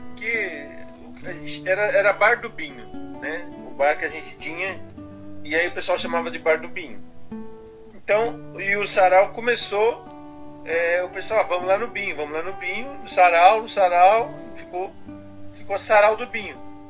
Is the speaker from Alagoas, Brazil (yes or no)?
no; São Paulo, Brazil; A minha infância, eu vim aqui do Campo Limpo mesmo, sou morador do Campo Limpo, Campo Limpo, bairro Zona Sul de São Paulo